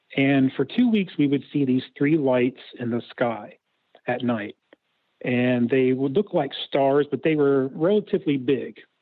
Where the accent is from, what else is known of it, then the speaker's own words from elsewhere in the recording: Ohio, United States; I'm from Ohio